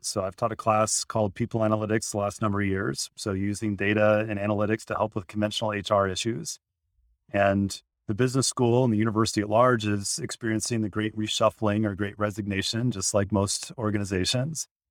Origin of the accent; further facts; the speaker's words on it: Indiana, United States; I grew up in Indiana